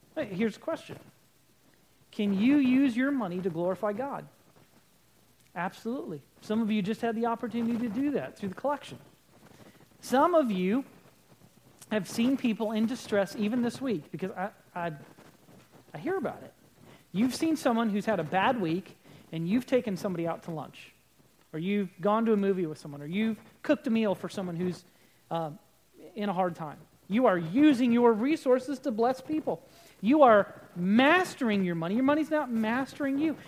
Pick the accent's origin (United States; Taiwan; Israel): United States; We're Americans.